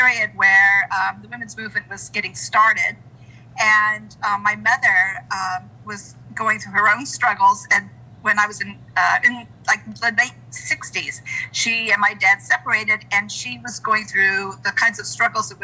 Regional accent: Southern California, United States; moved away as an adult; also born or lived in Fredericksburg, Virginia; now in Central Virginia, United States; I grew up in Southern California.

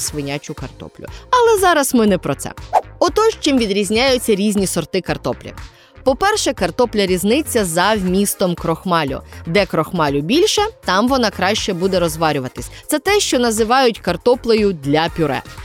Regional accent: Mykolaiv Oblast, Ukraine; у моєму рідному селі на Миколаївщині

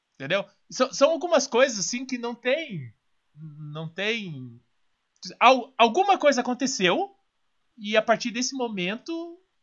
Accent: Curitiba, Paraná, Brazil; nasci em Curitiba

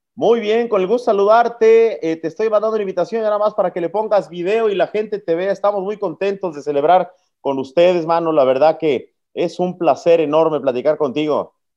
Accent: Mexico; como mexicano

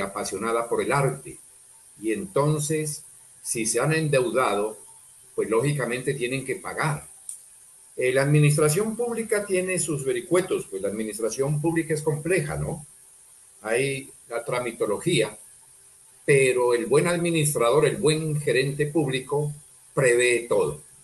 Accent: El Tambo, Nariño, Colombia; also born or lived in Pasto; now in Cali, Colombia; ando orgulloso como nariñense, como pastuso, como tambeño, aquí en Santiago de Cali

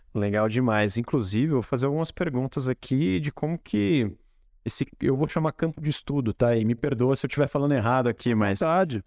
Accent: Espírito Santo do Pinhal, São Paulo, Brazil; moved away; Apesar de ter morado fora, né? Eu gosto muito daqui, da cidade onde eu nasci

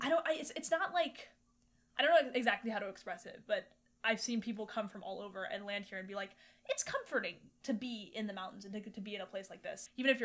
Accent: North Carolina, United States; born or raised there

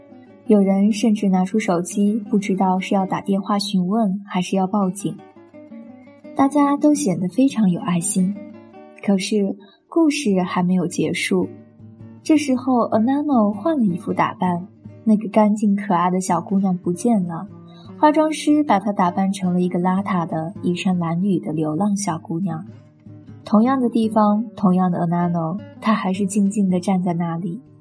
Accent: China; 其实不仅仅是暴发户缺审美，我们中国人基本都要补这一课，因为我们对美育是忽视的，

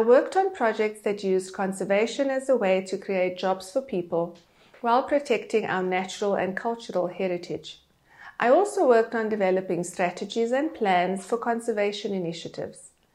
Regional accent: Cape Town, Western Cape, South Africa; moved away as an adult; also born or lived in Johannesburg; I am South African. I grew up in Cape Town

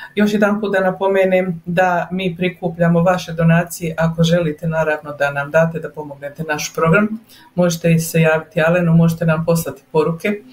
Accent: Herzegovina, Bosnia & Herzegovina; now in Calgary, Canada; Ja sam ti Hercegovka

